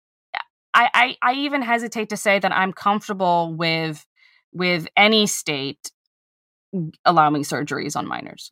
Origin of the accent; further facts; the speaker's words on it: United States; I am an American